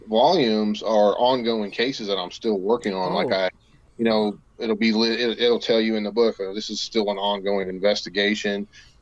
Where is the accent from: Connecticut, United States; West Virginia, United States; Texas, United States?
West Virginia, United States; here in the Mountain State, my home state of West Virginia.